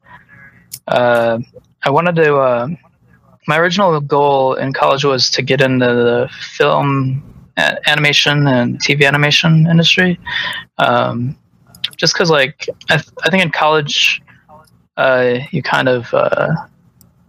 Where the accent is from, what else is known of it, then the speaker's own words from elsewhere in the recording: Chicago, Illinois, United States; moved away as an adult; also born or lived in Los Angeles / Denver; I grew up in Chicago